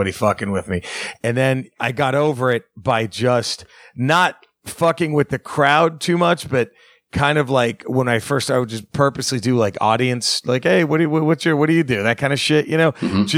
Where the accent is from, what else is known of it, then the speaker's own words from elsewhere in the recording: Dallas, Texas, United States; my hometown at Dallas, Texas